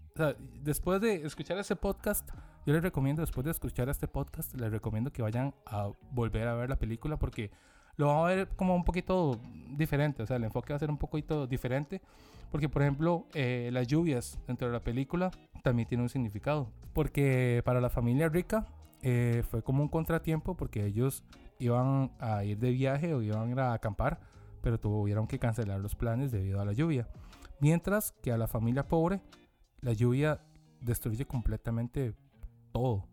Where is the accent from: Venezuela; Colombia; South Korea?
South Korea; uno siendo coreano